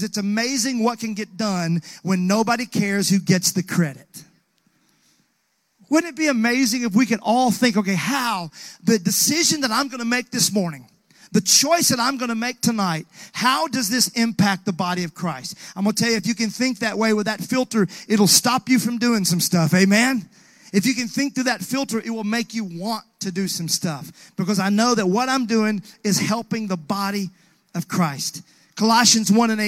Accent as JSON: {"language": "English", "region": "Mississippi", "country": "United States", "tie": "born or raised there", "moved": "yes", "lives_now": "Nashville, United States", "said": "growing up in Mississippi"}